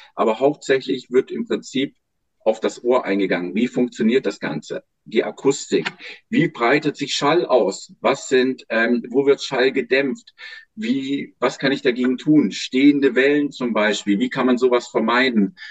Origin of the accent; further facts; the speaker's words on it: Germany; now in Lüneburg, Germany; Am Bodensee, wo ich herkomme